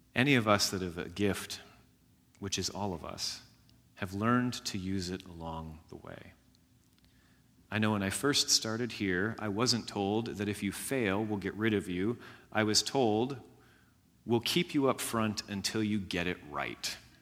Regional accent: Jasper County, Indiana, United States; I grew up in Jasper County, Indiana

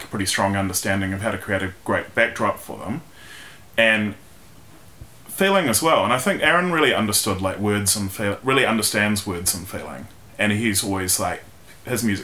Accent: Wellington, New Zealand; I was born in Wellington in 1982

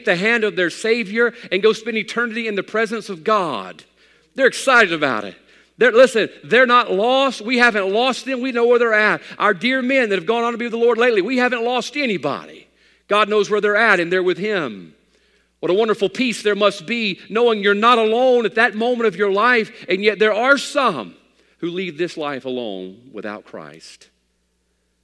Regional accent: United States; I'm an American man

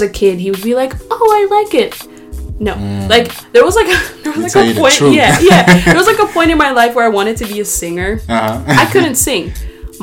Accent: Amsterdam, North Holland, Netherlands; I was born and raised in Amsterdam

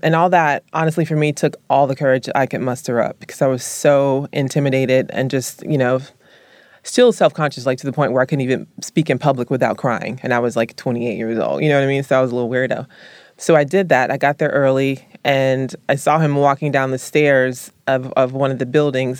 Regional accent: Columbus, the South, United States; moved away; I was raised in the South

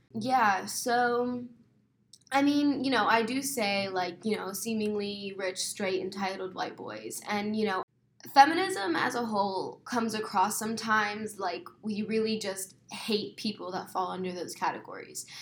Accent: Mesa, Arizona, United States; I was born and raised in Mesa, Arizona.

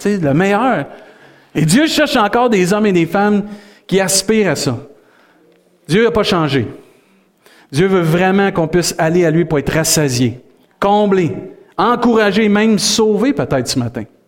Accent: Saint-Hyacinthe, Quebec, Canada; now in Rimouski, Canada; Saint-Hyacinthe, c'est ma terre natale. Tu sais, je suis né là, mais ma terre promise, c'est Rimouski

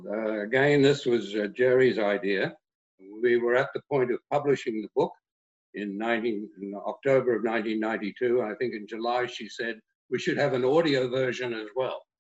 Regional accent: Australia; moved away as an adult; When I came from Australia as a teacher all those years ago

